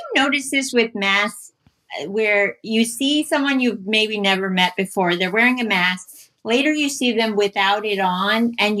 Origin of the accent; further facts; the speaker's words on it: D.C., DC-Maryland-Virginia area, United States; moved away; That's where I'm from. I'm not from Potomac, but I'm from the D.C., Maryland, Virginia area.